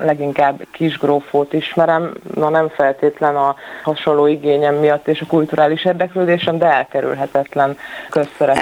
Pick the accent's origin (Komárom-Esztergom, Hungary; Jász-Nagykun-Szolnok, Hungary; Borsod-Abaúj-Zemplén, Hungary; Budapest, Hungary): Jász-Nagykun-Szolnok, Hungary; Szolnok; szolnokiként, és lassan már magyar emberként